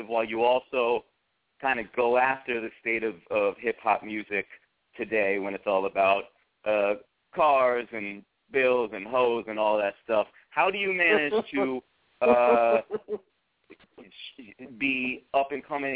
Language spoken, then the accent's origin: English; New Haven, Connecticut, United States; New Haven, my hometown